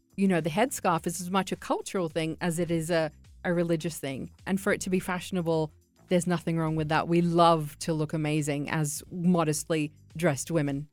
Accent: Australia; I'm Iraqi, but I grew up in Australia

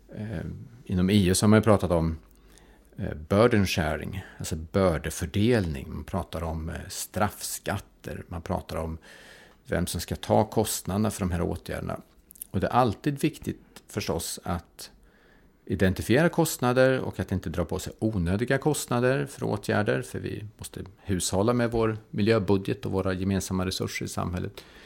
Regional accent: Karlstad, Värmland, Sweden; jag kommer från Karlstad

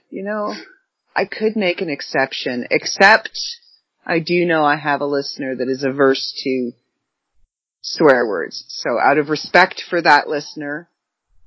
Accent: Canada; accent: Canadian; my Canadian accent

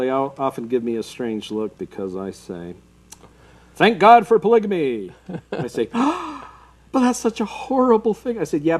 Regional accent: Salt Lake City, Utah, United States; I was raised right here in Salt Lake

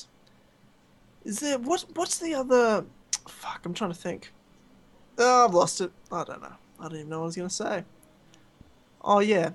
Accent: Australia; as an Australian, as a true blue

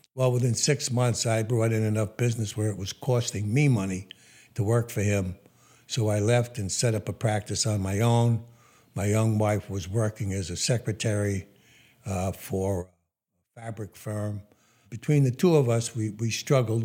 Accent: New York City, New York, United States; also born or lived in West Hempstead, Long Island, New York; I was born in Brooklyn at Kings County Hospital in 1940.

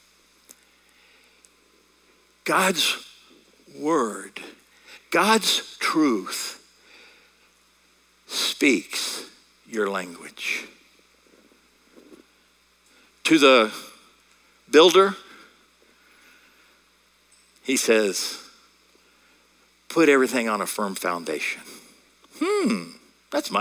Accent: United States; accent: American; I'm speaking American

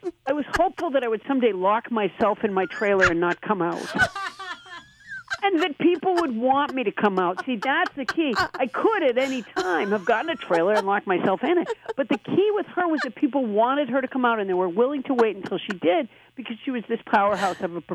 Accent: Sudbury, Massachusetts, United States; also born or lived in Alabama; I grew up in Sudbury, Massachusetts, a beautiful place

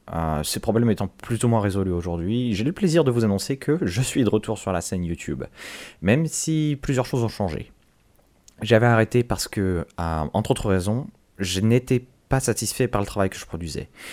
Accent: France; je suis français

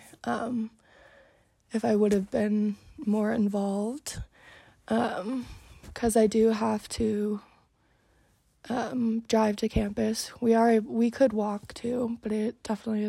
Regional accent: Park City, Utah, United States; I was coming from Park City, where everyone I know from high school comes to the U.

